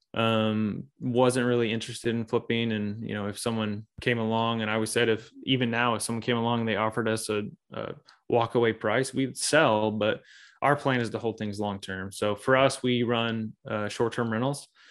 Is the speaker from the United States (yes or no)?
yes; Springfield, Missouri, United States; I grew up here in the Midwest. So I'm in Missouri, um, Springfield, Missouri to be exact.